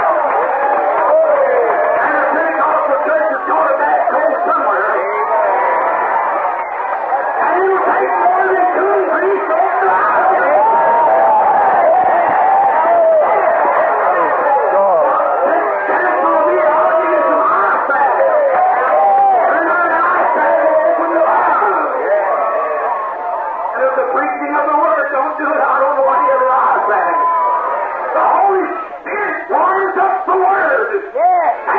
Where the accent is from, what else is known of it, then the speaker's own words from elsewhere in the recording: Kentucky, United States; I was raised in Kentucky in a little clapboard shingle house